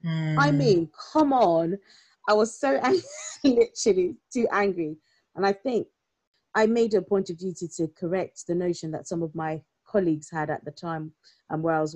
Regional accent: Nigeria; now in United Kingdom; I was born and raised in Nigeria

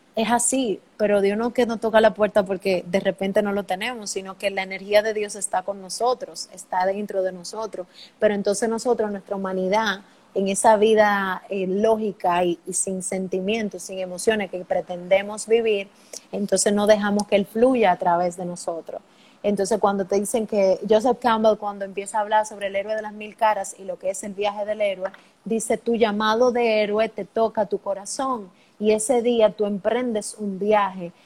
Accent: Dominican Republic; Mi, país es lo máximo

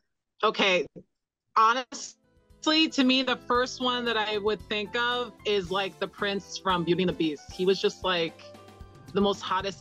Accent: London, United Kingdom; I am from London.

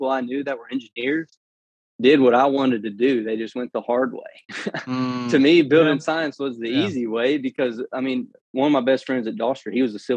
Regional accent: Berry, Alabama, United States; now in Birmingham, United States; I'm from a very small town called Barry, Alabama

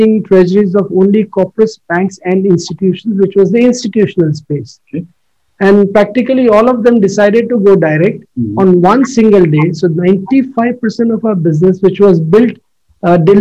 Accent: Mumbai, Maharashtra, India; moved away as an adult; also born or lived in Delhi; now in Gurgaon, India; I'm from Bombay

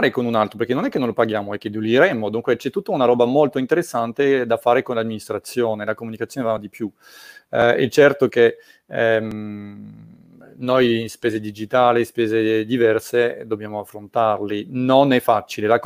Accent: France; Italian is a second language; sono francese, lo pronuncio male

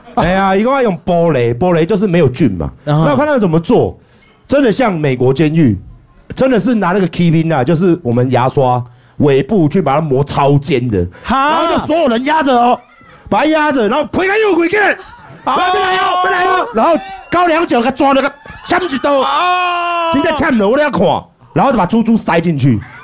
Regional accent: Taiwan; 我们台湾人

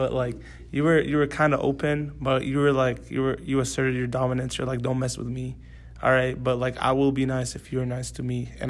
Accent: Atlanta, Georgia, United States; also born or lived in Dallas, United States / Saudi Arabia; So I was born in Dallas. I lived there for 2 years, the first 2 years of my life. Then I came here to Atlanta, Georgia. I stayed here when I was 6, and then I moved to Saudi for 10 years.

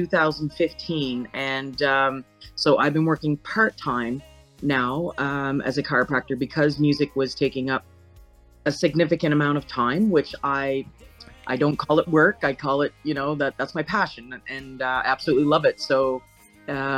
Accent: New Mills, New Brunswick, Canada; I'm originally from New Brunswick. Small fishing village called New Mills, which is close to Dalhousie

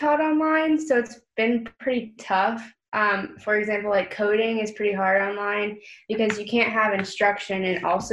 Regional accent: Gainesville, Florida, United States; I'm also from Gainesville.

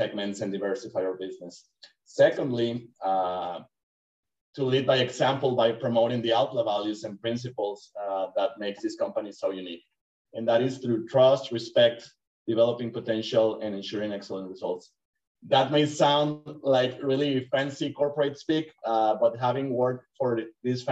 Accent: Monterrey, Nuevo León, Mexico; moved away as an adult; now in McDonough, United States; I was born in Mexico, in Monterrey, Mexico

